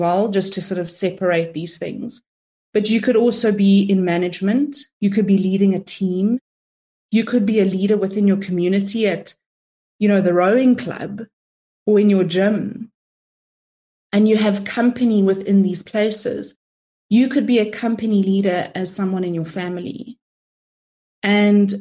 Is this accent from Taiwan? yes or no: no; South Africa; I'm of Italian descent, but I'm from South Africa, if you're wondering where the accent is from